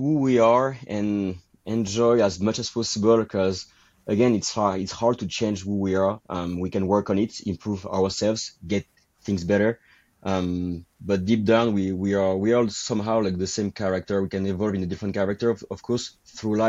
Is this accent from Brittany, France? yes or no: no; Bordeaux, Nouvelle-Aquitaine, France; accent: French; English is a second language; If you can hear my accent, it's because I'm French from Bordeaux